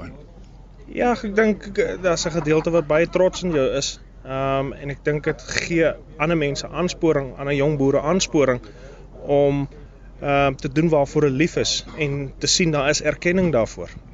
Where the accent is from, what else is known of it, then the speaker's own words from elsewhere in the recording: Britstown / Strydenburg, Northern Cape, South Africa; ek uh, kom maar oorspronklik van Britse in Strydenburg. Ons familieplaas lê nog steeds tussen Britse en Strydenburg.